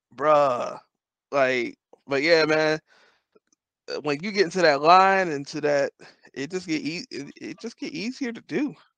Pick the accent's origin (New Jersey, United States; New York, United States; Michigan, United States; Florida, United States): Michigan, United States; Detroit; moved away; I'm from Detroit